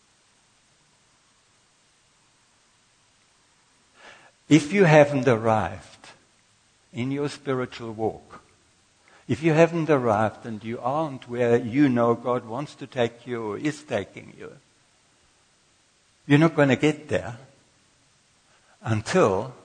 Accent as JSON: {"language": "English", "country": "Austria", "also_born_or_lived": "Durban, South Africa", "moved": "as an adult", "lives_now": "South Africa", "said": "I came from Austria, and all I knew that there was somebody who employed me to be a hairdresser in Durban"}